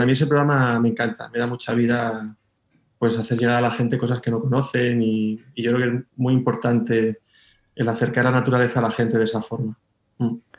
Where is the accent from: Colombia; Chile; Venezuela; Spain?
Spain; Moraleja, Extremadura; also born or lived in Madrid; now in Mérida, Spain; yo soy de la Sierra de Gata, del norte de Cáceres